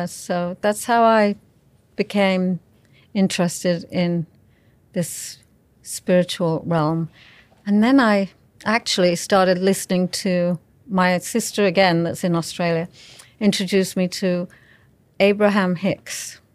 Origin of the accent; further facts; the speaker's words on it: England, United Kingdom; I was raised in England